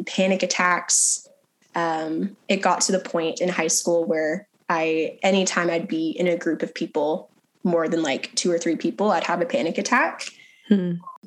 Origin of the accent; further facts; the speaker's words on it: Texas, United States; I grew up in Texas for the most part